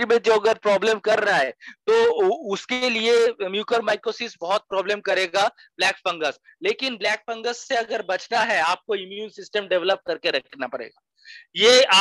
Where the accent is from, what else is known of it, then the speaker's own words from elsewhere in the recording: Durgapur, West Bengal, India; मैं दुर्गापुर से बिलोंग करता हूँ